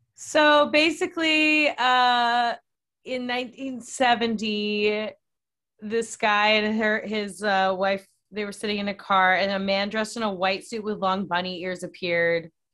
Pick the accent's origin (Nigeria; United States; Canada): United States; Oakton, Virginia; my hometown